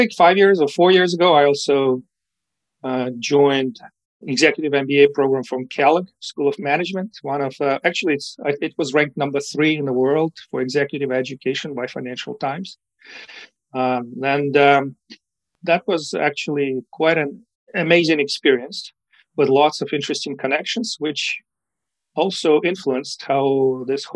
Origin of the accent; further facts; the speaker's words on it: Ukraine; English is a second language; moved away as an adult; also born or lived in Moscow; I was born in the USSR. This gives you an idea of how old I might be. I spent my childhood in Ukraine, and that's where I get my accent from.